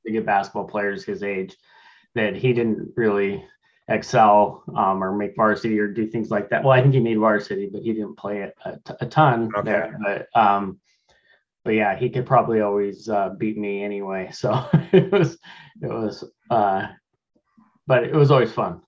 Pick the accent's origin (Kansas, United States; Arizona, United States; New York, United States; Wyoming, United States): Wyoming, United States; Laramie; now in Tacoma, United States; I was born and raised in Laramie, Wyoming